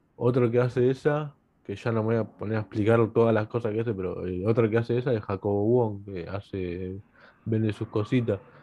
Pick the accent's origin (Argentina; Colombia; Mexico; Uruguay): Argentina; yo siendo argentino